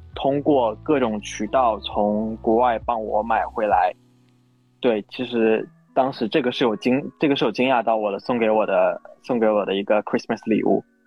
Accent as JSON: {"language": "Chinese", "region": "Northeast China", "country": "China", "moved": "yes", "lives_now": "Shanghai, China", "said": "我是一个东北人，工作在上海"}